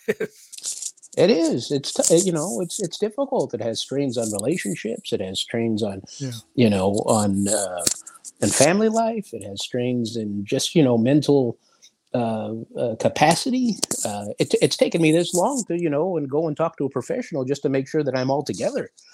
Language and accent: English; Los Angeles, California, United States; It wasn't cool to be Latin in Los Angeles, believe it or not um, right. when I was coming up